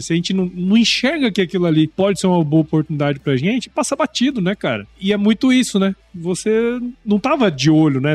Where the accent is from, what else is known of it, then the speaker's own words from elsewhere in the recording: Mato Grosso, Brazil; moved away as an adult; also born or lived in Piracicaba; eu morei a minha infância inteira em Mato Grosso